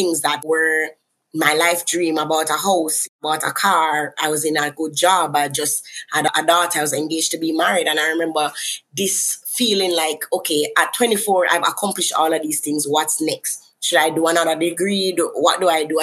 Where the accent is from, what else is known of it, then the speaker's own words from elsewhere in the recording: Kingston, Jamaica; I'm from Kingston, Jamaica.